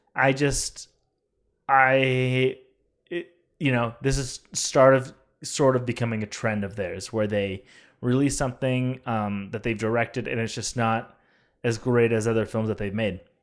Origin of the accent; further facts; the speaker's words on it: California, United States; my hometown of California